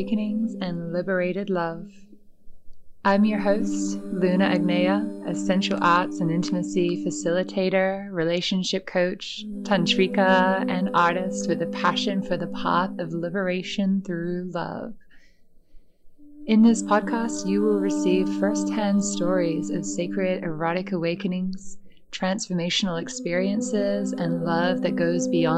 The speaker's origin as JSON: {"language": "English", "town": "Perth", "region": "Western Australia", "country": "Australia", "tie": "born or raised there"}